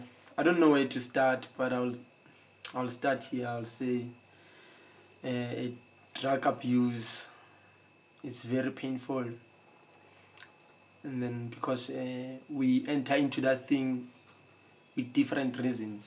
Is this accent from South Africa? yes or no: yes; Soweto, Gauteng, South Africa; where I come from Soweto, you understand, from the streets